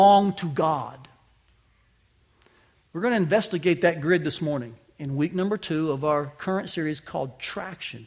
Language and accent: English; Southeast, United States; moved away; I said, "Oh, I'm from the South." And actually the Southeast, but I just said the South.